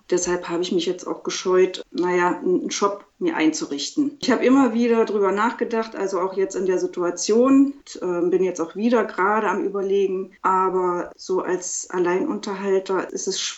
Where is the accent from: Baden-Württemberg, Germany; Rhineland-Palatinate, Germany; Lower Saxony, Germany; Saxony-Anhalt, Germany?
Saxony-Anhalt, Germany; Quedlinburg; meine erste Ausstellung hier in meiner Heimatstadt Quedlinburg gemacht.